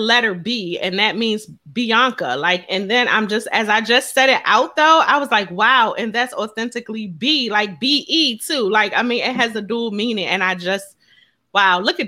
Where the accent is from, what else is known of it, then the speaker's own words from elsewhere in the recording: Philadelphia, Pennsylvania, United States; We're both from Philly